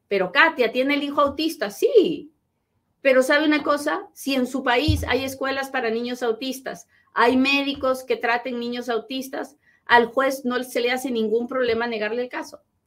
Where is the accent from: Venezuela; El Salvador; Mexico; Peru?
Peru; now in United States; soy bien peruana